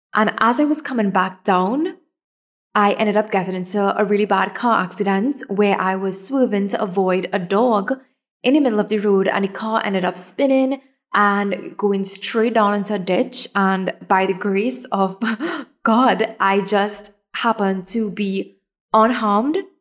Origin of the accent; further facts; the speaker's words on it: Trinidad & Tobago; I'm from Trinidad